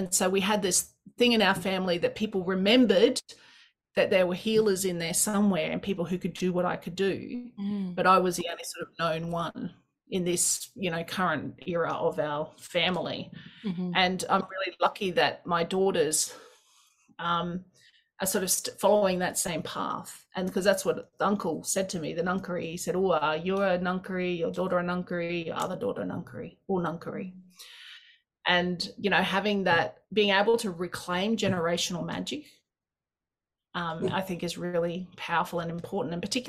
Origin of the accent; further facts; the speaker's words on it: Australia; I'm Australian. I should be able to go wherever I want.